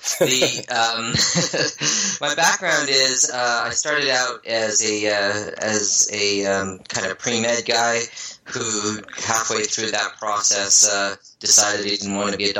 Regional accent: Newfoundland and Labrador, Canada; also born or lived in Vancouver, Canada / Ottawa, Canada; So I was born in Vancouver. I lived the nomad lifestyle. My mom's an oceanographer, so we lived by the water all over North America. And, you know, born in Vancouver, grew up in Newfoundland on the East Coast

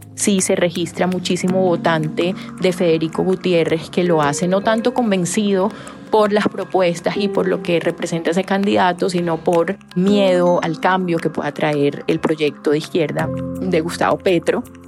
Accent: Colombia

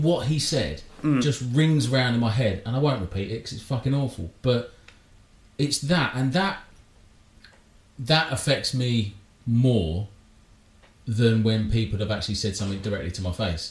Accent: Wales, United Kingdom; moved away; go back where I come from, then gladly, because it's fucking Wales.

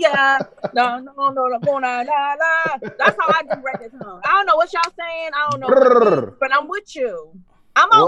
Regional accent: Detroit, Michigan, United States; We are from Detroit

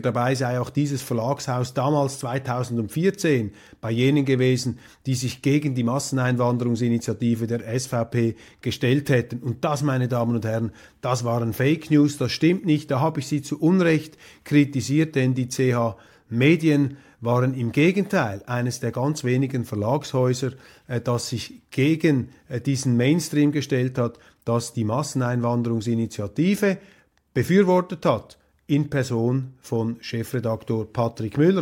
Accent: Switzerland; wir Schweizer

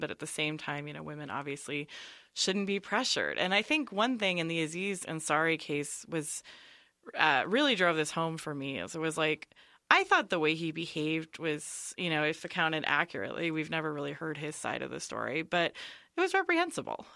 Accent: near San Francisco, California, United States; I grew up in near San Francisco

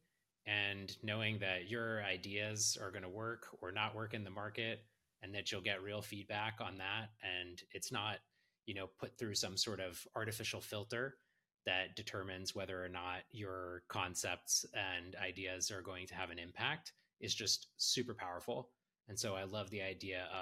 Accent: Silicon Valley, California, United States; I grew up in Silicon Valley

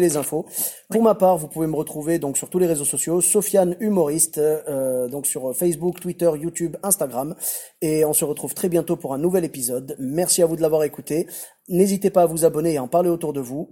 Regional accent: Bordeaux, Nouvelle-Aquitaine, France; chez nous à Bordeaux

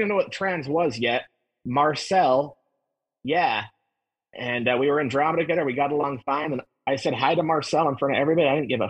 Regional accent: Utah, United States; Like, we're from Utah.

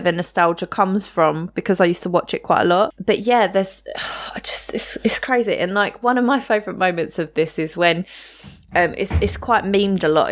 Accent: United Kingdom; growing up in the U K with no, you know, absolutely no guns around

